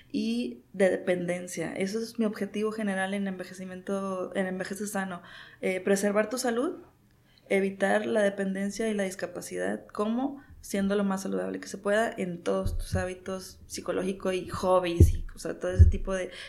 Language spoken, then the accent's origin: Spanish; Mexico; y que pues ya ni modo soy mexicano, ¿verdad? Y mi herencia me hizo gordito.